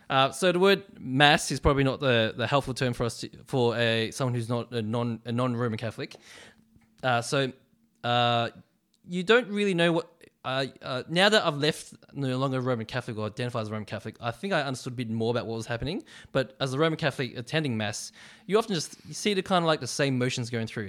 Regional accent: Melbourne, Victoria, Australia; I was born in Melbourne and I grew up in Melbourne. Um, bit of a Westie, so I grew up in the western suburbs of Melbourne

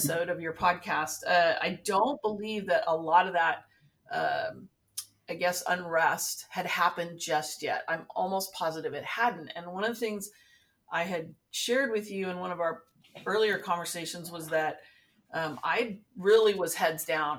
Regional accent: Santa Barbara, California, United States; also born or lived in Los Angeles; I grew up in the Santa Barbara area

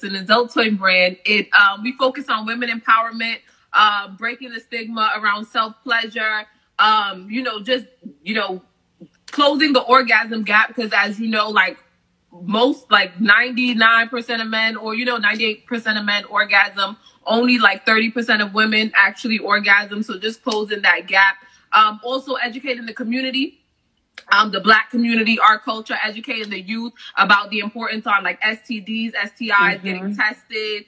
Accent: New York City, New York, United States; now in New Jersey, United States; I'm from Brooklyn, New York. Right now, I currently reside in New Jersey.

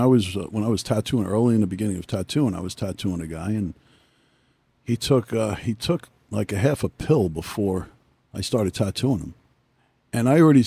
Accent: Sayreville, New Jersey, United States; also born or lived in Brooklyn, New York / Staten Island, New York; I grew up in Sayreville

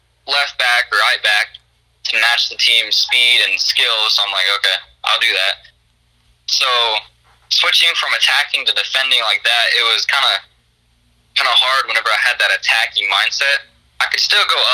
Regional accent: Texas, United States; also born or lived in Burkburnett, Texas; I'm originally from Texas

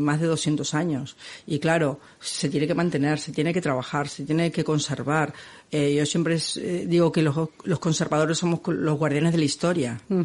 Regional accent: Argentina; now in Catalonia, Spain; Yo soy argentina

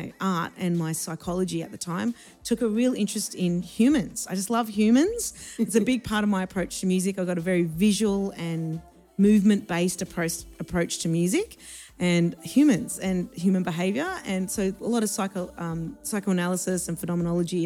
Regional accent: Hervey Bay, Queensland, Australia; moved away as an adult; also born or lived in Tehran, Iran / Sydney; now in Melbourne, Australia; I grew up in Sydney until maybe about grade four, and then most of what I can remember happened in Harvey Bay in Queensland.

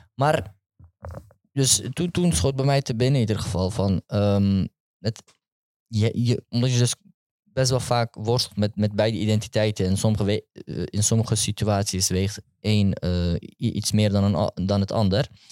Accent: Amsterdam, North Holland, Netherlands; Amsterdam West. Geboren, getogen, Westzijder, sowieso.

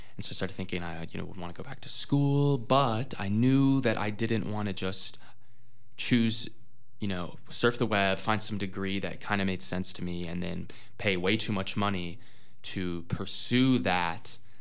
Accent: Madison, Wisconsin, United States; also born or lived in Minnesota; I'm originally from Madison, Wisconsin. I was born and raised there

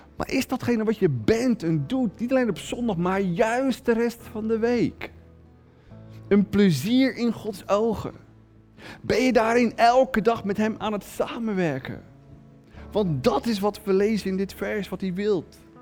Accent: Netherlands; als Nederlander

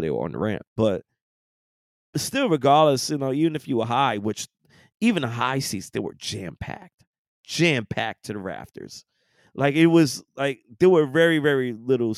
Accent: New York, United States; moved away; being born and raised and growing up in New York all those years

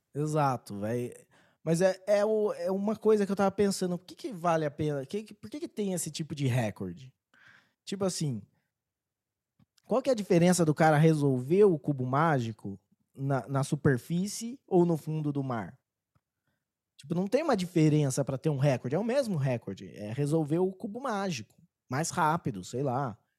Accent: Brazil

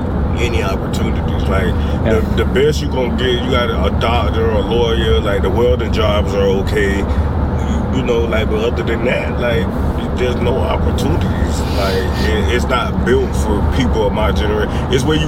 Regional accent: South Carolina, United States; South Carolina.

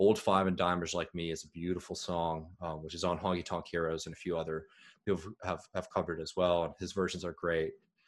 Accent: Waco, Texas, United States; I'm a wacko from Waco. You best not mess with me.

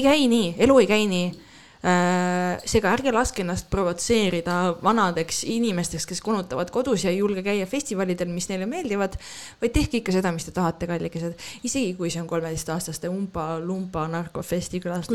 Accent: Estonia; ma olen eestlane

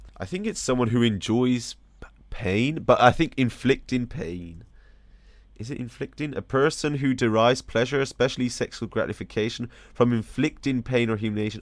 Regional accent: United States; moved away; I'm still an American

